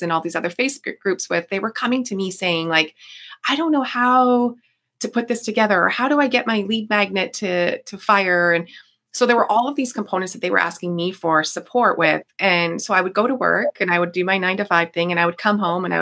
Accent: Niagara Falls, Ontario, Canada; I am from Niagara Falls, Ontario

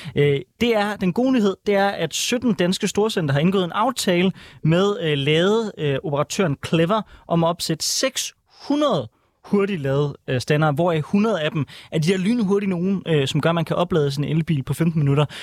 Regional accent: Aarhus, Central Denmark Region, Denmark; jeg er jo fra Aarhus

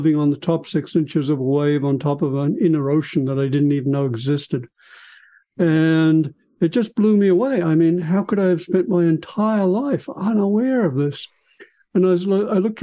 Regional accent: Australia; moved away as an adult; now in California, United States; I was born in Australia, went through my medical school and scientific training there, came to California to Stanford to do my psychiatry training

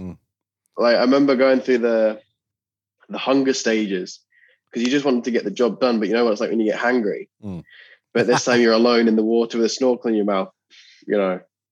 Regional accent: Scotland, United Kingdom; also born or lived in England; I was born in England, but I've spent my whole life in Scotland, and my dad's Scottish.

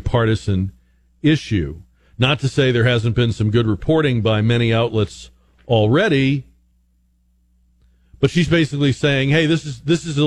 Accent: Northeast, United States; moved away; I grew up in the Northeast

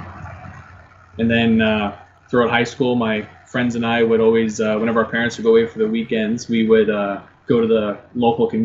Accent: St. Thomas, Ontario, Canada; I am from St. Thomas, Ontario

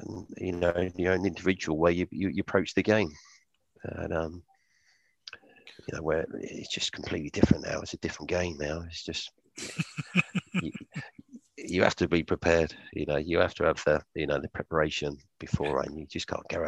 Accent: Wokingham, South East England, United Kingdom; my hometown's Wokingham.

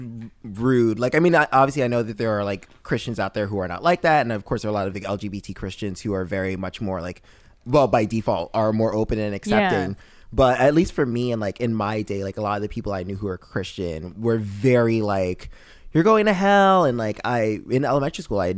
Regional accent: New York City, New York, United States; I grew up in New York City, actually. I was born and raised here

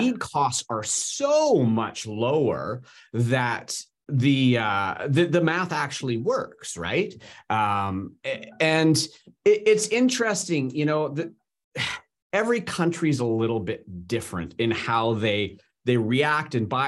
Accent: Canada; I'm Canadian

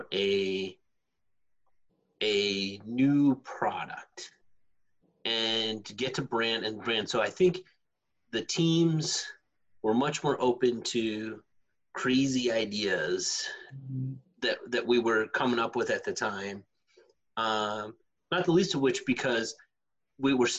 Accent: Redmond, Washington, United States; also born or lived in Buffalo, New York; I grew up in Redmond.

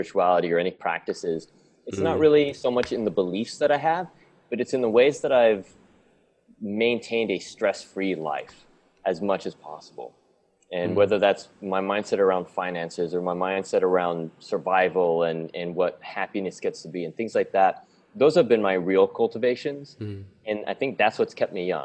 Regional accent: San Diego, California, United States; moved away as an adult; now in Bali, Indonesia; I grew up in California, in San Diego, I think pretty much from the third grade on

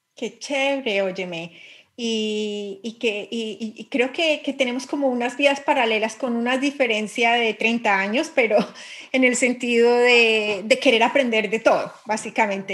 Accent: Colombia; accent: Colombian; moved away as an adult; now in England, United Kingdom; soy física, soy colombiana

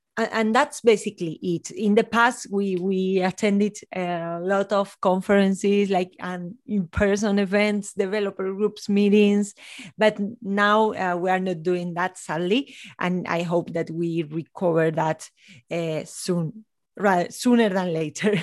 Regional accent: Spain; also born or lived in north of Spain / Ceuta; now in Granada, Spain; I'm from Spain. I'm based in Granada, in the south of Spain, near to the Sierra Nevada mountains

